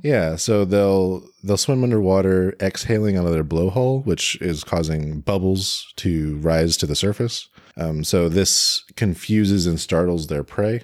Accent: United States; in the U S we also have a ton

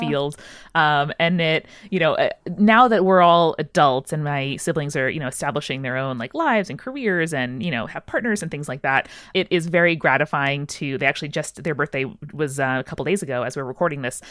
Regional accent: Long Island, New York, United States; I grew up in the suburbs of New York City on Long Island

